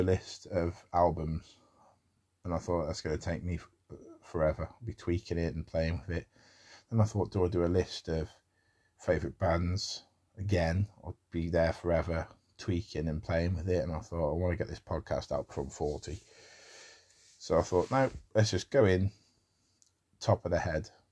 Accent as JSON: {"language": "English", "country": "United Kingdom", "accent": "common as muck British", "said": "such a sort of common as muck British accent"}